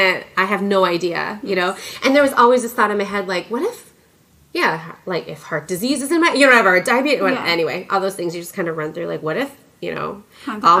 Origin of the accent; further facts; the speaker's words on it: Coon Rapids, Minnesota, United States; also born or lived in Wonju, South Korea; now in Portland, United States; I grew up in Coon Rapids, Minnesota. So it's just a northern suburb of Minneapolis.